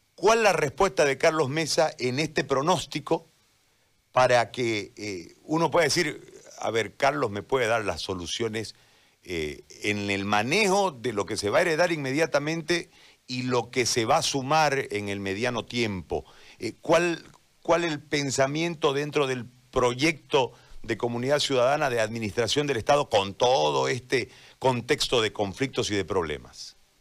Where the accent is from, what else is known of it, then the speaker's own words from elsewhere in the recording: Bolivia; como bolivianos